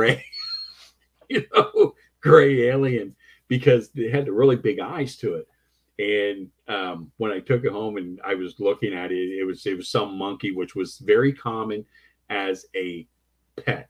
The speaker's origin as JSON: {"language": "English", "town": "Cincinnati", "region": "Ohio", "country": "United States", "tie": "born or raised there", "said": "This is my hometown. This is in the, you know, my neighborhood"}